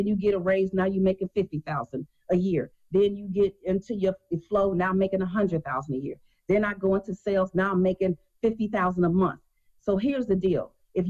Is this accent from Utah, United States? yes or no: no; Chicago, Illinois, United States; I was born and raised in Chicago.